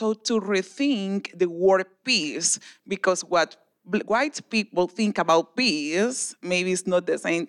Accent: Cartagena, Bolívar, Colombia; I am from Cartagena, Colombia. I am an activist there against police brutality.

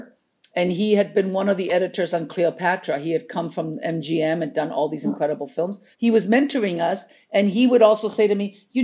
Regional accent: Chile; English is a second language; also born or lived in New York, United States; now in Los Angeles, United States; I'm not from this country. I was born and raised in Chile.

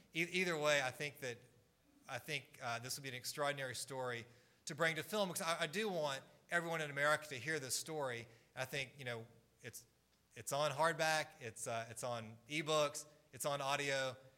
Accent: Atlanta, Georgia, United States; it must be the northerner in me, because I'm from Atlanta, Georgia, born and raised.

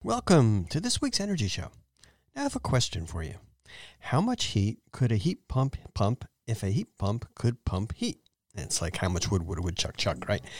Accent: East Coast, United States; now in San Jose, United States; where I grew up on the East Coast

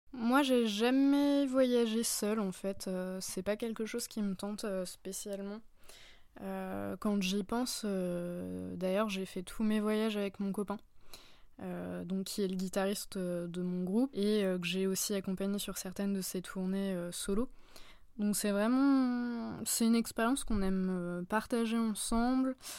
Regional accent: France; au sein de mon pays d'origine

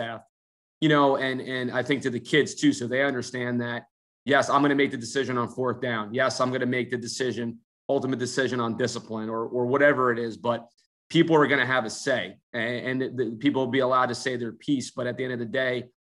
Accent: New Jersey, United States; moved away; I'm from Jersey

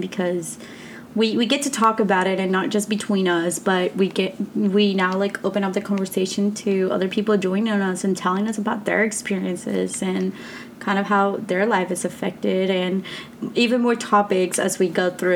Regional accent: Texas, United States; also born or lived in Colombia; I was born in Colombia but raised in Texas, just because I was so young when I moved here

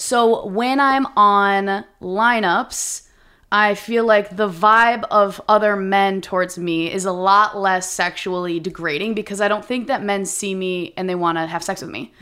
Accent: Minnesota, United States; moved away as an adult; I'm from Minnesota, we're from the Midwest

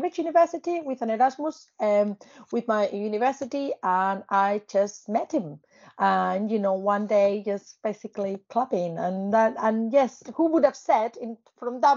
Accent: Spain; English is a second language; moved away; I started learning English because it was obviously part of my education in Spain, part of the curriculum

